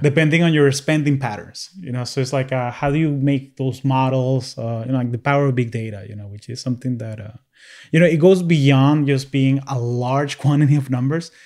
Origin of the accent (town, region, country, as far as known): Caracas, Capital District, Venezuela; moved away as an adult; now in United States